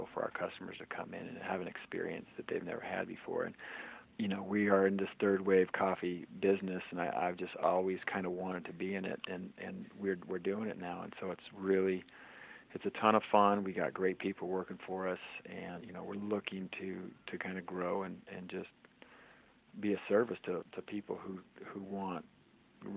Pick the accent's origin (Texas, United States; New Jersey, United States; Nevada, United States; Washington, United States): Washington, United States; I grew up in Washington and this coffee has always just been kind of part of my culture